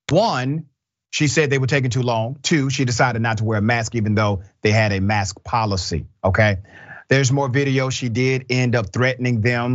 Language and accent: English; California, United States; I grew up in the Bay Area and there's a lot of racism there